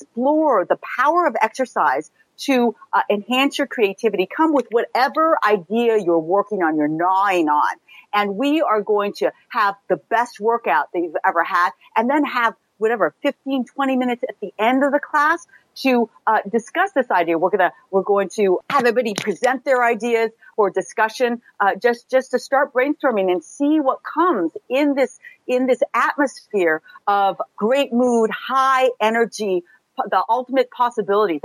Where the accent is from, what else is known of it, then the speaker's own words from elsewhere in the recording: California, United States; moved away as an adult; now in New York, United States; I grew up in California, and I was pretty fit growing up, as a lot of kids are in California